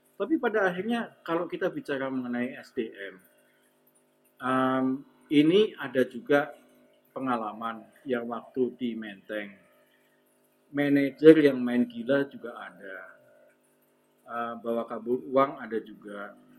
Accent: Semarang, Central Java, Indonesia; saya orang Semarang

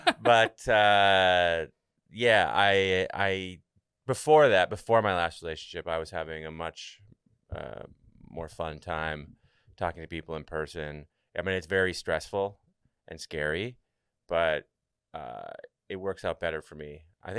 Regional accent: Canada; I'm from Canada, and I had to go back home for a little while.

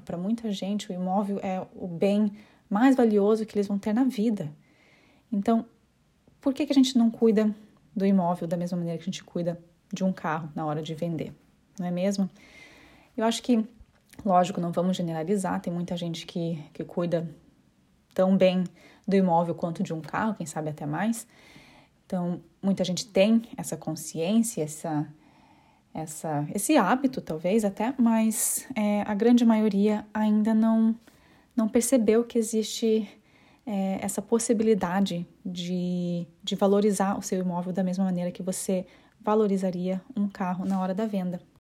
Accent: Curitiba, Paraná, Brazil; accent: curitibana; moved away as an adult; now in London, United Kingdom; eu sou de Curitiba, porém eu me mudei para Londres há aproximadamente cinco anos

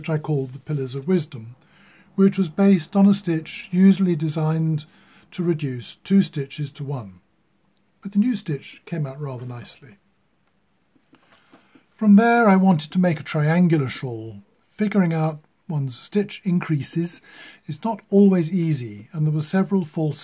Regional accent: United Kingdom; I am British

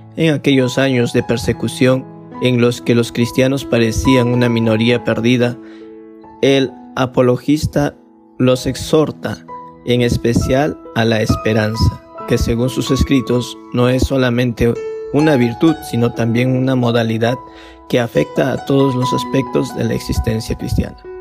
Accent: Vietnam

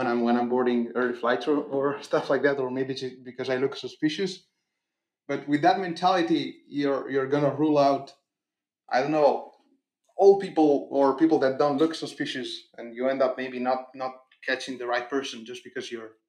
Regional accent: Italy; now in Denmark; asked me where I was from, and I told her I was from Italy

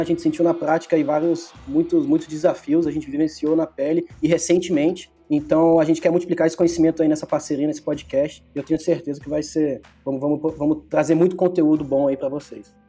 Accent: Germany; now in Brazil; eu nasci na Alemanha, né? Vivi metade da minha vida lá

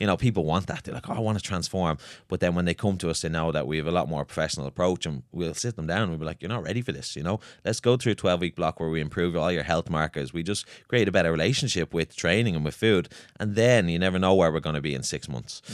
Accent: Swords, Leinster, Ireland; I'm from Swords.

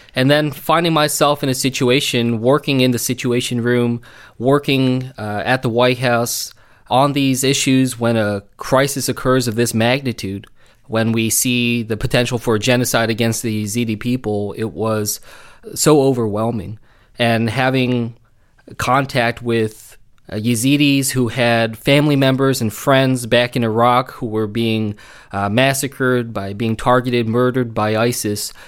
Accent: New Jersey, United States; I grew up here in South Jersey

